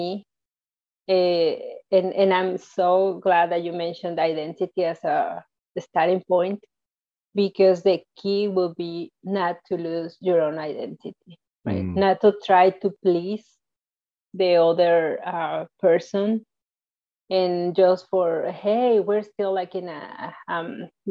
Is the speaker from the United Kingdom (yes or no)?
no; Mexico; moved away as an adult; now in United States; I was born in Mexico. And I lived in Mexico until I got married. So once I got married, I moved to the United States.